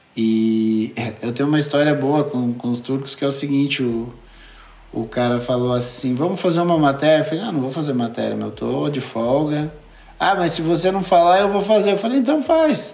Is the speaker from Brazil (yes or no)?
yes; Brazil; moved away as an adult; also born or lived in Turkey; eu sou brasileiro